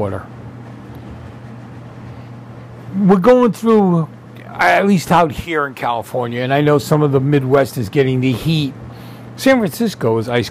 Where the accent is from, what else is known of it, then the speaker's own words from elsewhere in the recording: Sicily, Italy; moved away; when I was growing up in Sicily